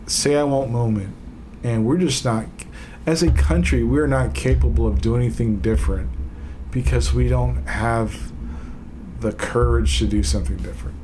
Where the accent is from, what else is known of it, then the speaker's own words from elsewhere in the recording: United States; I am an American, and I am, like, I acknowledge the fact I'm an American